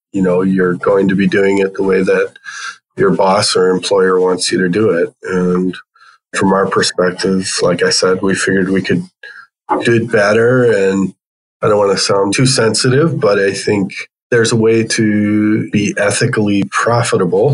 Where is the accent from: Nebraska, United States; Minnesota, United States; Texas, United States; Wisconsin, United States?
Wisconsin, United States; Brookfield; also born or lived in Iowa / Glendale, Arizona; Grew up in Brookfield, Wisconsin, which is just west of Milwaukee, and it's where I live today